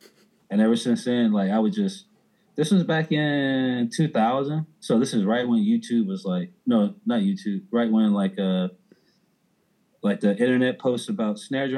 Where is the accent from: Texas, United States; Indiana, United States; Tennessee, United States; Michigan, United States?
Texas, United States; Houston; first language American Sign Language; English is a second language; moved away as an adult; also born or lived in Humble, Texas / New Orleans; I grew up in Houston, Texas. I was born in a place called Humble. Spent right outside of Houston. Spent most of my adolescence in a smaller part of Houston called Greens Point.